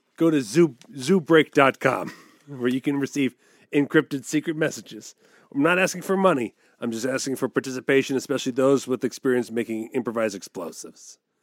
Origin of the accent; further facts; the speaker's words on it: East Coast, United States; moved away; I grew up on the East Coast